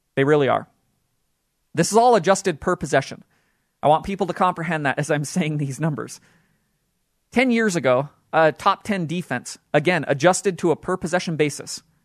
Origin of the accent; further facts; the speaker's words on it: Utah, United States; my hometown team, the Utah Jazz